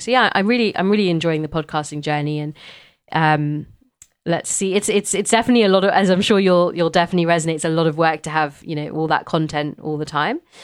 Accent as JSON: {"language": "English", "region": "London", "country": "United Kingdom", "tie": "born or raised there", "said": "growing up in London"}